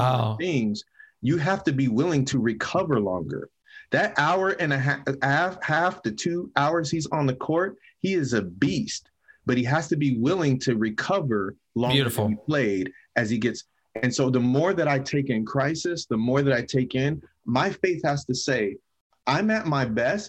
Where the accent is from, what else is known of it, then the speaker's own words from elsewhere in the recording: San Bernardino, California, United States; I grew up in San Bernardino, terrible